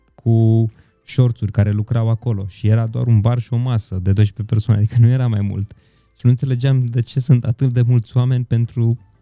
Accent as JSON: {"language": "Romanian", "town": "Întorsura Buzăului", "region": "Covasna County", "country": "Romania", "also_born_or_lived": "Brașov", "moved": "yes", "said": "Eu și Petru suntem de la întorsura Buzăului amândoi"}